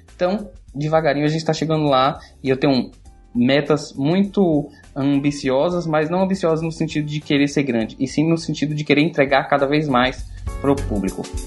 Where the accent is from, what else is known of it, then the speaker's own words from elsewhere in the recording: Seabra, Bahia, Brazil; now in Salvador, Brazil; eu me mudar do interior, que foi onde eu nasci, eh, na Chapada Diamantina, Seabra, e vim morar em Salvador